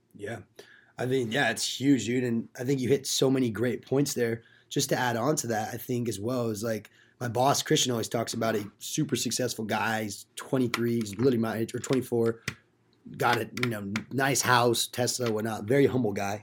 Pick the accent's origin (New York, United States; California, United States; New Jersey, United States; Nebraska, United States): California, United States; Simi Valley; moved away as an adult; now in Chico, United States; I'm from Simi.